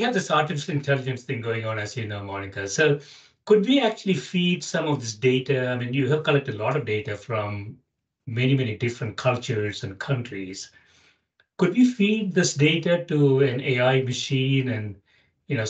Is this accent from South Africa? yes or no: no; South India, India; I grew up in South India